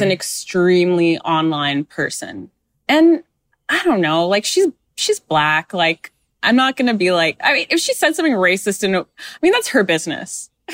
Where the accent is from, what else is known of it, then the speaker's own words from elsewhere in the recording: Canada; I was born in Canada